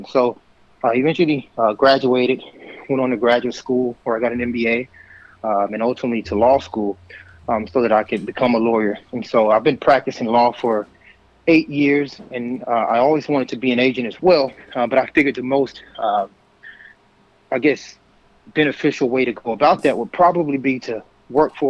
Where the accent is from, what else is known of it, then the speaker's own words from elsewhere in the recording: Linden, Texas, United States; also born or lived in Houston, Texas; growing up in East Texas, Linden, Texas